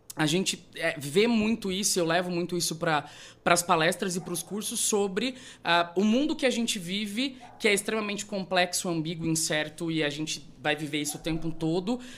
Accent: Rondonópolis, Mato Grosso, Brazil; Eu sou de Rondonópolis, a minha família é daqui. Uhum. Eu fui nascido, criado, me fiz a minha primeira faculdade aqui

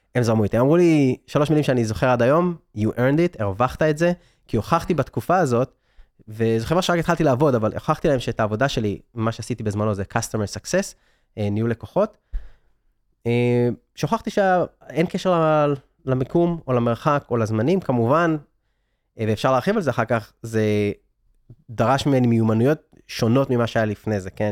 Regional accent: Israel; moved away as an adult; also born or lived in San Francisco; אני בכלל ב-2014 רציתי להגשים את החלום הישראלי, שזה היה, אני יליד 82, הדור שלי גדל על רילוקיישן

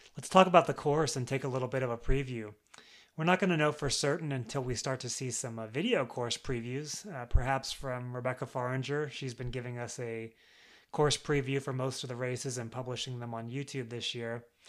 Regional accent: United States; I'm American

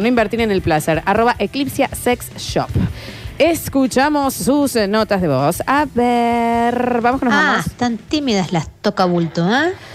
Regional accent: Rosario, Santa Fe, Argentina; Me crié en Rosario.

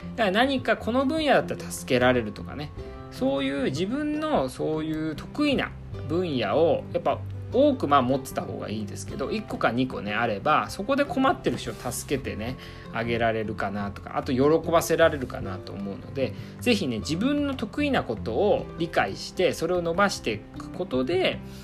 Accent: Iwate, Japan; 岩手出身寒いところ出身なんですけどもね

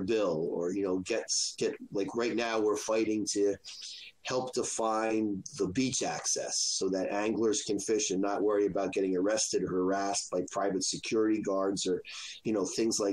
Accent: New Jersey, United States; now in Rhode Island, United States; I grew up in Jersey

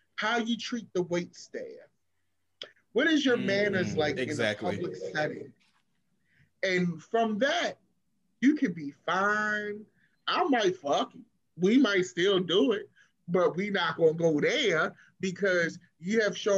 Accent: Baltimore, Maryland, United States; I'm from Baltimore and crabs are like our thing

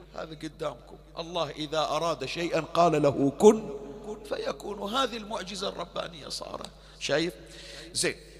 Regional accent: Bahrain; احنا عندنا حسينيات بالبحرين

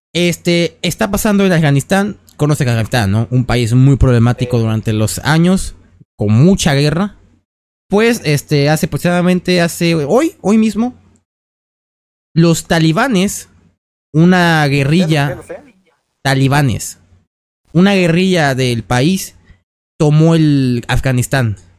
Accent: Mexico; somos mexicanos

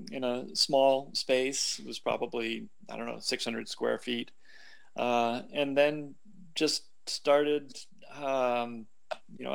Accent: New England, United States; moved away; also born or lived in Seattle, Washington / California / Southern Vermont; I grew up in New England

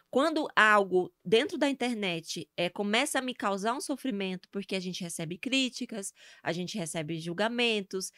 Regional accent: Itabaiana, Sergipe, Brazil; accent: nordestina; moved away as an adult; also born or lived in Aracaju / Cuiabá; now in Curitiba, Brazil; de Sergipe, né? Eu nasci em Aracaju, mas a minha vida até os 20 anos. É, 20 não, 23. 23 anos, 24, que eu morei em Sergipe, né, com a minha mãe lá em Itabaiana.

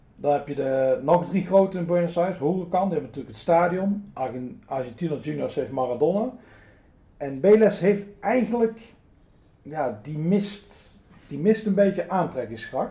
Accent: Netherlands

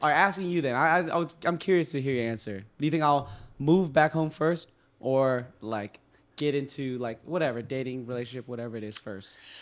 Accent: California, United States; now in Boston, United States; I'm from California

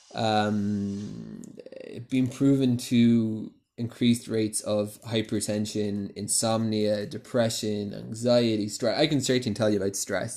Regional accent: Cork, Munster, Ireland; moved away as an adult; also born or lived in London, United Kingdom; now in Jerusalem, Israel; I'm originally from Cork in Ireland.

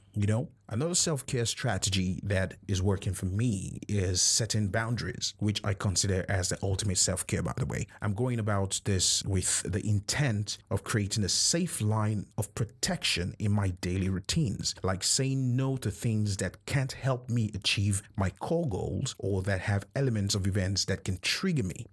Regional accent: Nigeria; as a Nigerian.

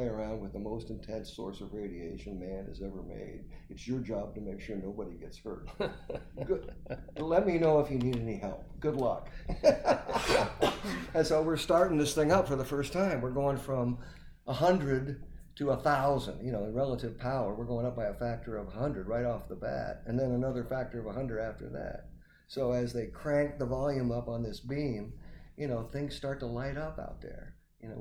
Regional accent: near Batavia, Illinois, United States; also born or lived in Fort Collins, Colorado; at Batavia, Illinois, right outside my hometown

